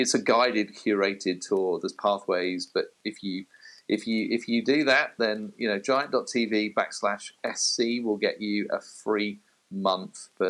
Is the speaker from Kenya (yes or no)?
no; United Kingdom; as a Brit